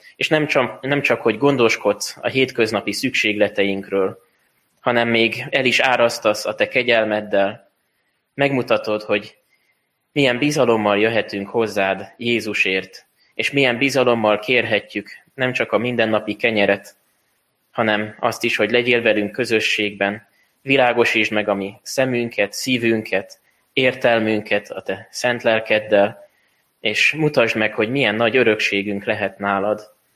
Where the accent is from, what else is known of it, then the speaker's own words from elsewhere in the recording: Hungary; mi magyarok vagyunk